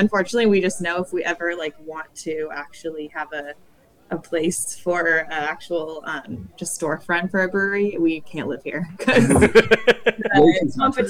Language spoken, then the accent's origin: English; Northern California, United States; now in San Diego, United States; we're both from Northern California too.